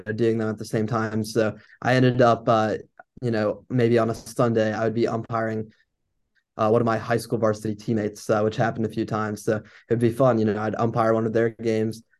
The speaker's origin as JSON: {"language": "English", "town": "Williamsburg", "region": "Virginia", "country": "United States", "tie": "born or raised there", "said": "I grew up in my hometown of Williamsburg, Virginia"}